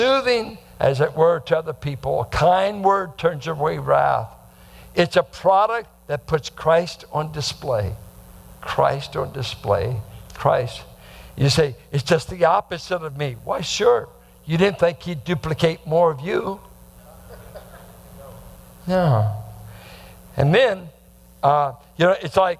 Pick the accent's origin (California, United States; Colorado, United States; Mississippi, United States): California, United States; Bay Area; growing up in the Bay Area